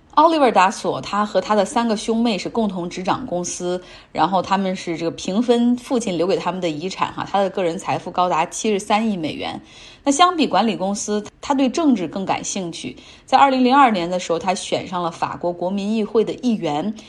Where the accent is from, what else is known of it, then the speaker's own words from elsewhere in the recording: China; 我们中国人对他有一个更加熟悉的名字哈，叫贝布托。